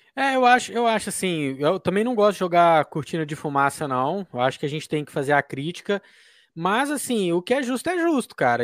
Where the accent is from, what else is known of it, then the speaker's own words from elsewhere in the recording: interior of Minas Gerais, Brazil; also born or lived in Conquista, Minas Gerais; Sou aqui do interior de Minas